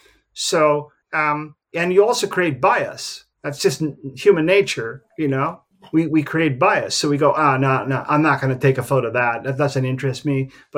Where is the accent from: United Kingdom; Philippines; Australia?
Philippines; You know, I'm from the Philippines, but a little bit more laid back